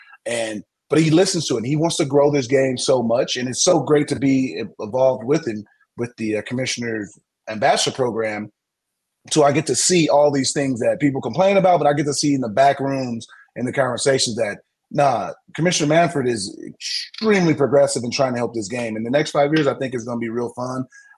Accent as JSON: {"language": "English", "town": "San Diego", "region": "California", "country": "United States", "said": "I'm from San Diego."}